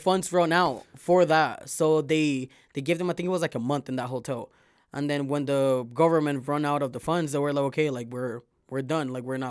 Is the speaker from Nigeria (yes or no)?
no; Venezuela; also born or lived in Miami; I grew up with Cubans in Venezuela, in Miami.